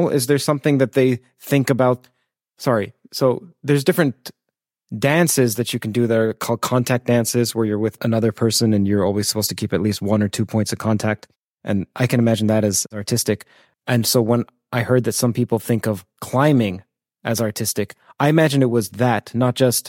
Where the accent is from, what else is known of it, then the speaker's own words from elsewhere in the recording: Toronto, Ontario, Canada; I'm from Toronto